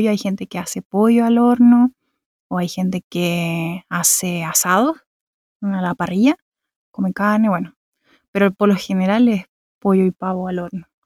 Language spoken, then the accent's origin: Spanish; Santiago, Santiago Metropolitan Region, Chile; accent: Chilean; moved away as an adult; now in Berlin, Germany; eh, soy de Chile, nací en Santiago, bueno, nacida y criada en Santiago de Chile y vivo en Berlín hace casi tres años.